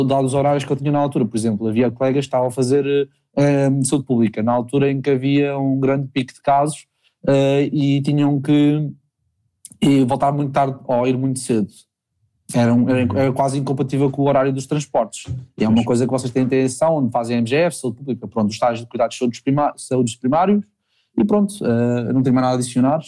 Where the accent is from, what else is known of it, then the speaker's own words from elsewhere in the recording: Lisbon, Portugal; moved away; also born or lived in Faro, Algarve; eu sou de Lisboa